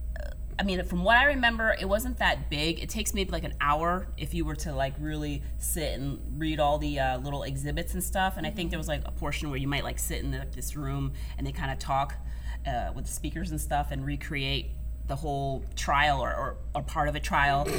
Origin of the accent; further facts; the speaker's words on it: Boston, Massachusetts, United States; I'm from Massachusetts. I'm from the Boston area